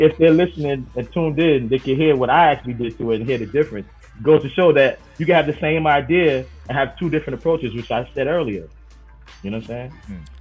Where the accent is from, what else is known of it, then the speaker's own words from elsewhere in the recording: New York City, New York, United States; Growing up in Queens